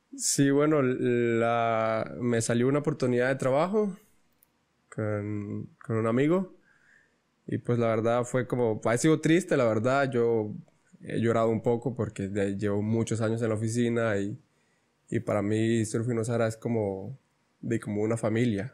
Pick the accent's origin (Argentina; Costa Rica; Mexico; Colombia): Costa Rica; Ostional, Guanacaste; yo vengo de Ostional y hasta guiones pues está lejos.